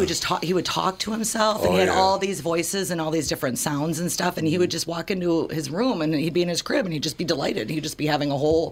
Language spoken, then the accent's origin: English; St. Paul, Minnesota, United States; also born or lived in Woodbridge, Virginia; Mostly St. Paul and that side of town. I was born in St. Paul. And then when I was a kid, we moved to Washington, D.C.